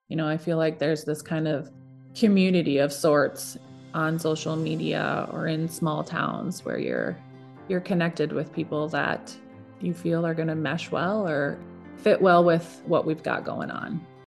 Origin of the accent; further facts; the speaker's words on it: Iowa, United States; moved away as an adult; also born or lived in Minneapolis; two Iowa kids in the cities